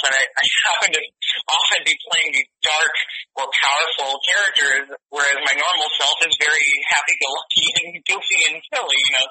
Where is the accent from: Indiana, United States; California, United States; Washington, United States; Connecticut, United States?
Connecticut, United States; accent: Connecticut; moved away; my Connecticut accent? my Connecticut accent.